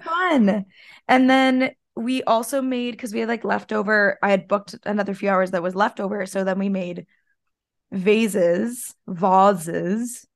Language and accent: English; Canada; Us Canadians